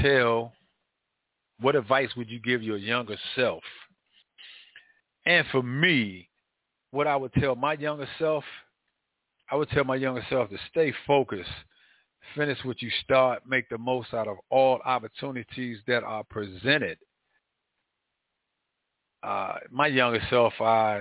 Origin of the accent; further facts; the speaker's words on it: Washington, District of Columbia, United States; growing up in Northwest Washington, D.C., I've seen a lot